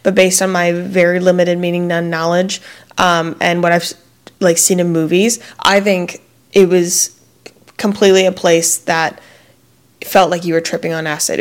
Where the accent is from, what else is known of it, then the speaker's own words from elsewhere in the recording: Fort Mill, South Carolina, United States; moved away; me and my husband met in Fort Mill, South Carolina, which is a small town. We met in third grade